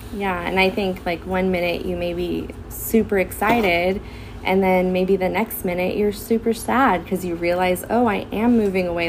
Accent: Santa Clarita, California, United States; I grew up in the Santa Clarita Valley, went to Hart High School

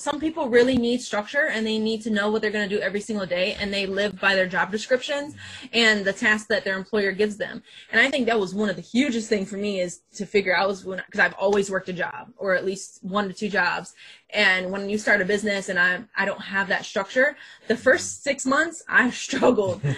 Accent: Flint, Michigan, United States; I went to the University of Michigan Flint first because I'm from Flint

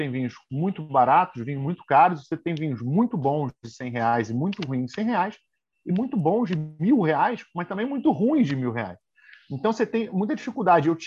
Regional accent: Rio de Janeiro, Brazil; moved away as an adult; now in São Paulo, Brazil; comecei no Rio de Janeiro, eu sou do Rio, né? E aí, em 2009, vim aqui para São Paulo

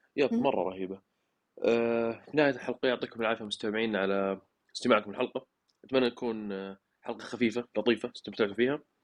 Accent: Saudi Arabia; لنا كعرب او كسعوديين

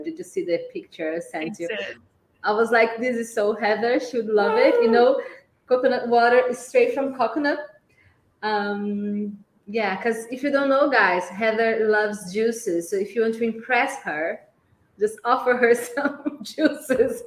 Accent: Brazil; first language Portuguese; English is a second language; We are both Brazilians

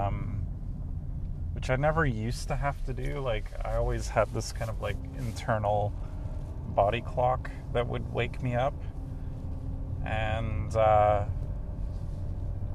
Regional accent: England, United Kingdom; moved away; I grew up in England

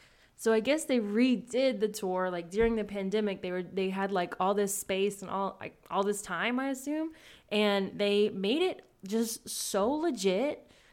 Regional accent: the South, United States; I'm from the South, so anything from the South, like a show, I'm always like, I gotta watch it.

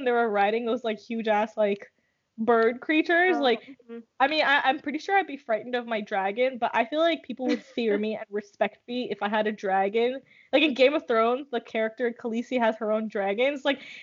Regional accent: Nigeria; moved away; when I was growing up in Nigeria

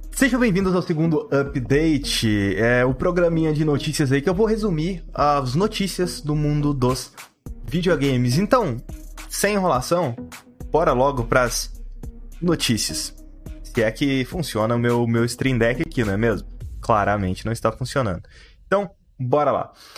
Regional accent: Brazil; a gente é brasileiro

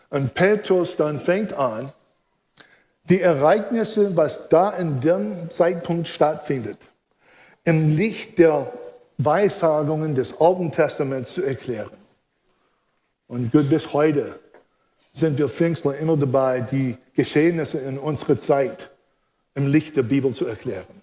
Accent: United States; German is a second language; now in Germany; Wie ich euch schon verraten habe, bin ich Amerikaner, bin in den USA groß geworden, habe hier eine deutsche Frau geheiratet

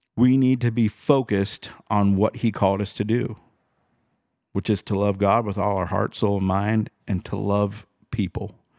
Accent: United States

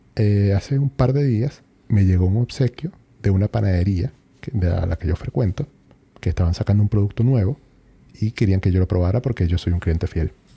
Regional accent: Venezuela; moved away as an adult; now in Chile; yo tenía en Venezuela uno de esos

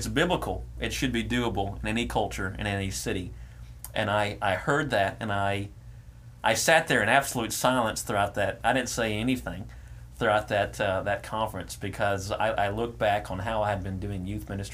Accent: Lumberton, Texas, United States; also born or lived in Silsbee, Texas; Lumberton, which is my hometown.

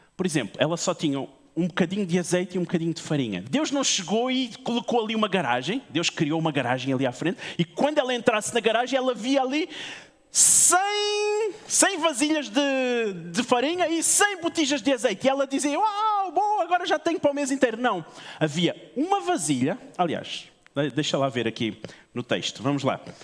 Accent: Portugal; eu sou português também

